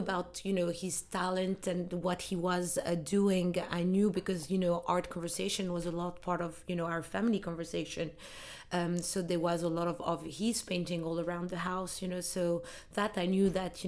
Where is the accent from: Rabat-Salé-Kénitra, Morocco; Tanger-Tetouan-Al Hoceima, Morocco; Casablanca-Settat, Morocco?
Rabat-Salé-Kénitra, Morocco; Rabat; English is a second language; I'm originally Moroccan and I grew up in Rabat, but my ancestors are from the south of Morocco